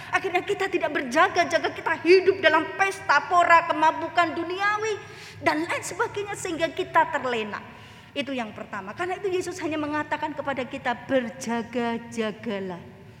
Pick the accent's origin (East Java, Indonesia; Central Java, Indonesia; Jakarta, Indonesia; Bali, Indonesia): Central Java, Indonesia; Klaten; Saya asalnya Klaten